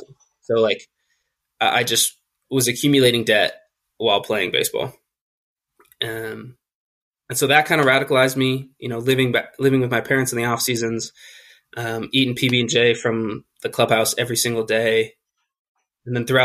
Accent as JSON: {"language": "English", "region": "California", "country": "United States", "tie": "born or raised there", "said": "I was born and raised in California"}